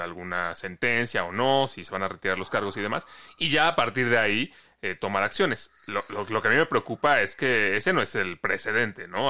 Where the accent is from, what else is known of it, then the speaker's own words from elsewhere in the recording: Mexico; cómo somos los mexicanos